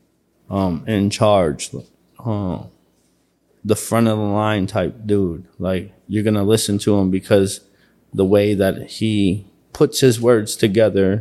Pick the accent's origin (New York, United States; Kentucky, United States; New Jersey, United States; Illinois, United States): New York, United States; Buffalo; I grew up on South Division in whatchamacallit? South Division in Jefferson